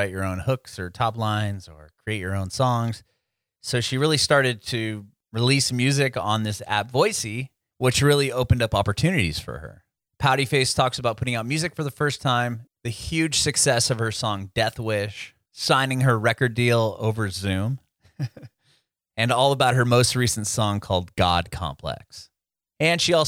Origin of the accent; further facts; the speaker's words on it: San Diego, California, United States; moved away as an adult; also born or lived in Rancho Bernardo; now in Nashville, United States; I grew up in Penasquito's Poway area